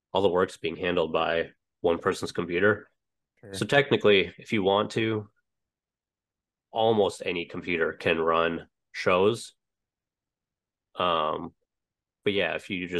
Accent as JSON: {"language": "English", "town": "Cooperstown", "region": "North Dakota", "country": "United States", "tie": "born or raised there", "also_born_or_lived": "Utah / Missouri", "moved": "as an adult", "lives_now": "New Jersey, United States"}